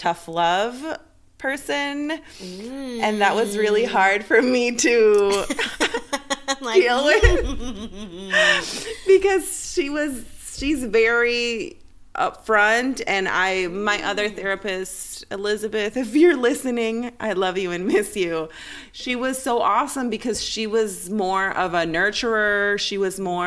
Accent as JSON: {"language": "English", "country": "Ecuador", "tie": "born or raised there", "moved": "yes", "said": "I was raised in Ecuador"}